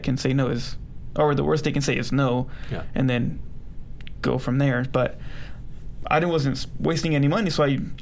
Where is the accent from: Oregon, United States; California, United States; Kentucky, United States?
California, United States; San Bernardino; also born or lived in Los Angeles, California / Brighton, Colorado; now in Colorado, United States; Born in L.A., and then I lived in San Bernardino or Colton area